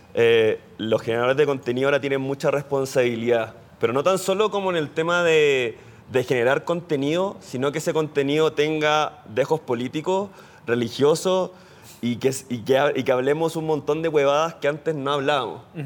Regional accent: Chile; Soy chileno

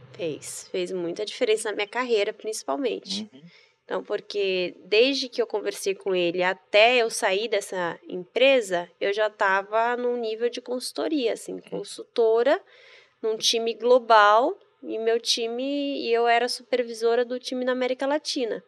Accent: Bahia, Brazil; moved away as an adult; also born or lived in Rio Grande do Sul; Então eu cresci na Bahia, em várias cidades

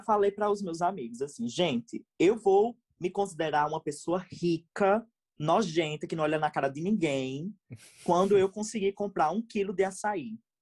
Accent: Rio Grande do Norte, Brazil; Sou do Rio Grande do Norte, acho que vocês perceberam pelo meu sotaque

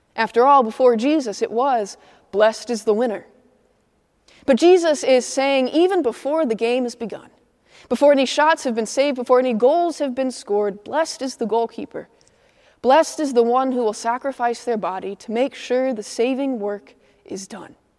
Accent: Midwest, United States; now in Atlanta, United States; I'm a Midwesterner

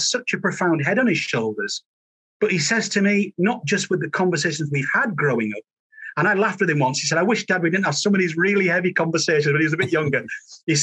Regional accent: Halifax, Yorkshire and the Humber, United Kingdom; growing up in Yorkshire after my father died when I was one

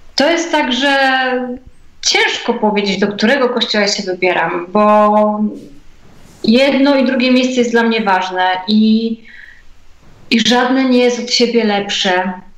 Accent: Biały Bór, West Pomeranian Voivodeship, Poland; ja pochodzę z Białego Boru

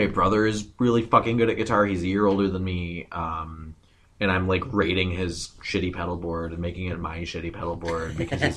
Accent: Milwaukee, Wisconsin, United States; I'm from downtown Milwaukee, born and raised

